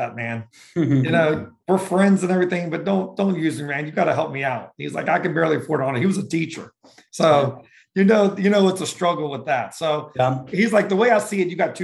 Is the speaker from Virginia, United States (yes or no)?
yes; Richmond, Virginia, United States; moved away as an adult; also born or lived in Florida / Fredericksburg, Virginia; I'm from Richmond, Virginia, but I moved all up and down the East Coast, between college and trying to find myself